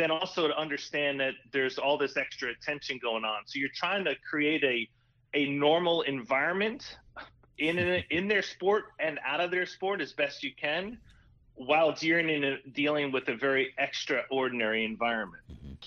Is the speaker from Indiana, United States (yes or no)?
no; New York, United States; I'm a New York guy